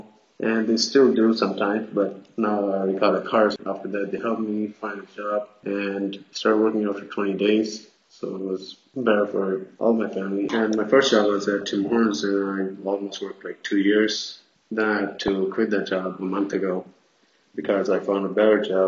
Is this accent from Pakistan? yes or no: yes; Pakistan; now in Buffalo, United States